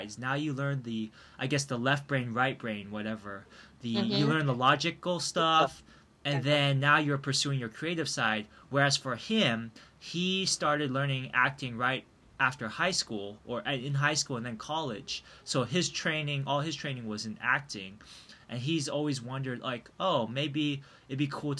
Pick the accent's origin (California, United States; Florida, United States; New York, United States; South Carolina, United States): California, United States; Milpitas; also born or lived in Taiwan; Milpitas, my hometown